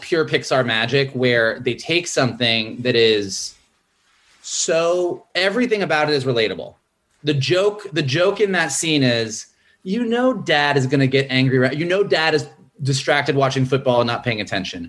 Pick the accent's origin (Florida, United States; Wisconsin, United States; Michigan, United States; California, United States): Florida, United States; Gainesville; moved away as an adult; also born or lived in San Francisco; I grew up in Gainesville, Florida, where UF is.